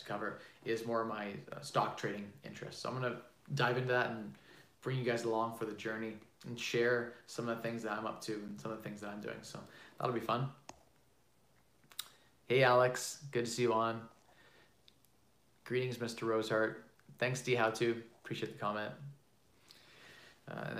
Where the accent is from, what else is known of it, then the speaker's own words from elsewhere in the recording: Canada; I'm Canadian